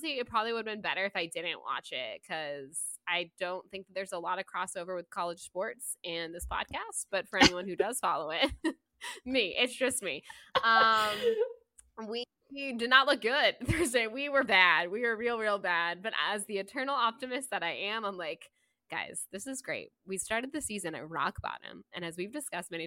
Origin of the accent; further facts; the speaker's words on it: Florida, United States; moved away as an adult; now in Georgia, United States; I was born and raised in Florida. Okay, I lived in Florida for over 30 years